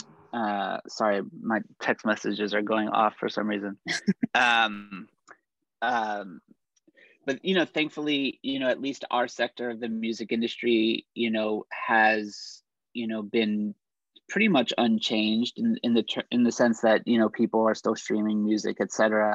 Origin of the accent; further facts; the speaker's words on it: Pittsburgh, Pennsylvania, United States; moved away; also born or lived in New York; my hometown of Pittsburgh